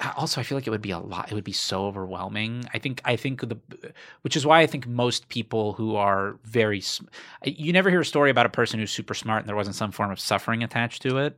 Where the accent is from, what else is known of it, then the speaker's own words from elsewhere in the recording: South Florida, United States; moved away; I'm originally from South Florida.